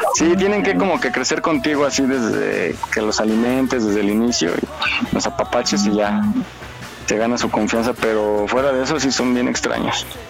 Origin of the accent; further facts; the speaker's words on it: Mexico; en México tenemos diferentes acentos